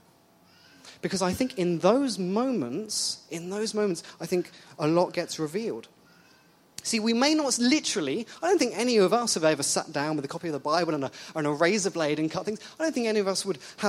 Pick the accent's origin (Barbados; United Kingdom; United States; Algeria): United Kingdom; England; moved away; I'm English